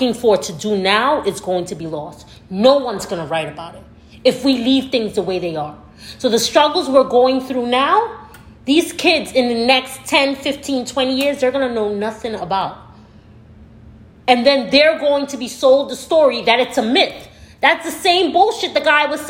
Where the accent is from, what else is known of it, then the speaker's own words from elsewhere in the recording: New York City, New York, United States; my elementary school was named after Malcolm X. El Haj Malik El Shabazz, PS 262